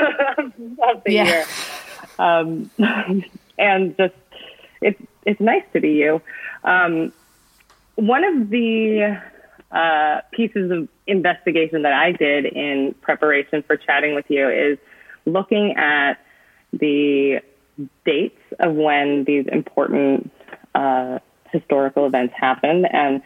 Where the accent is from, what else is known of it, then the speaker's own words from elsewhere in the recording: United States; I, as you can probably tell from my accent, am from the US. I currently reside in the San Francisco Bay Area.